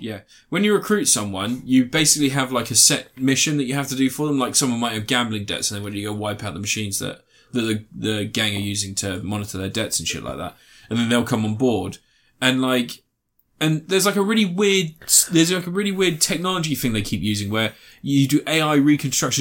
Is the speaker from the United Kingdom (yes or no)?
yes; United Kingdom; We are British. We live near London